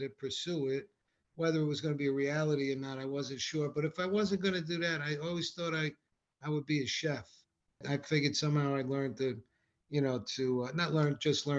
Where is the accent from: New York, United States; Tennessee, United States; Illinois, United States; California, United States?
New York, United States; Rockland County; I love growing up in Rockland County